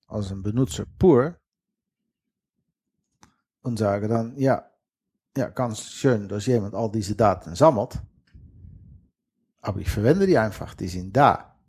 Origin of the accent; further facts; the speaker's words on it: western Netherlands, Netherlands; accent: Dutch; German is a second language; Wie die Zuhörer gehört haben, habe ich ein fettes holländisches Akzent.